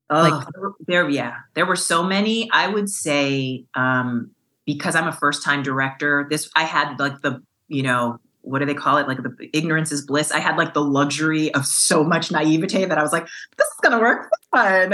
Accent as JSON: {"language": "English", "region": "New York", "country": "United States", "tie": "born or raised there", "said": "growing up in New York"}